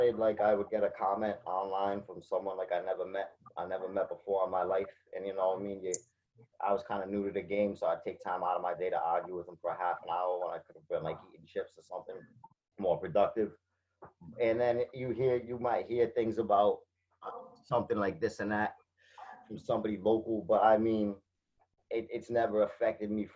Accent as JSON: {"language": "English", "town": "Fall River", "region": "Massachusetts", "country": "United States", "tie": "born or raised there", "said": "It's my hometown. I'm still here."}